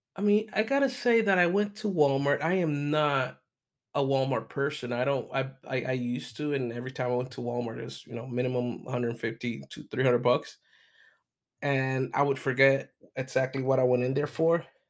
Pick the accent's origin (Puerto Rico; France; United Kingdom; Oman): Puerto Rico; also born or lived in mainland United States; now in United States; I am from Puerto Rico. I do live in mainland United States